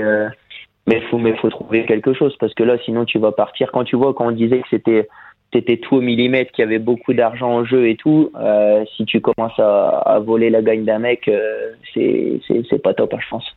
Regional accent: Picardy, Hauts-de-France, France; je suis picard

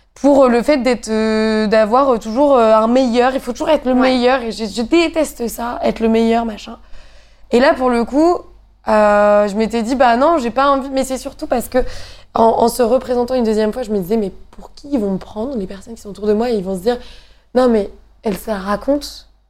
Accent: Normandy, France; moi, venant de Normandie

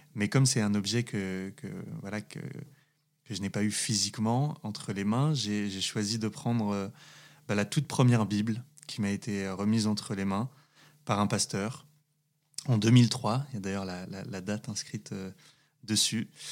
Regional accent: Saint-Étienne, Auvergne-Rhône-Alpes, France; also born or lived in Valence; je, viens d'un milieu populaire, ouvrier, dans une ville dans une très belle ville qui est, qui est, qui est Saint-Étienne

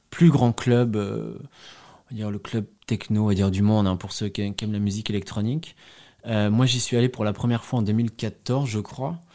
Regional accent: Paris, Île-de-France, France; now in Berlin, Germany; Moi, je viens, je viens de Paris, donc petit privilégié, ce que je découvrirai par la suite. Blanc, européen.

